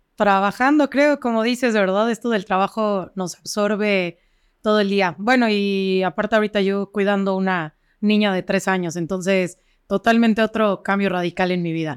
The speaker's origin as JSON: {"language": "Spanish", "town": "Cuernavaca", "region": "Morelos", "country": "Mexico", "tie": "born or raised there", "said": "soy de aquí de Cuernavaca, toda mi vida he estado en Cuernavaca, he estudiado en todas las escuelas de Cuernavaca"}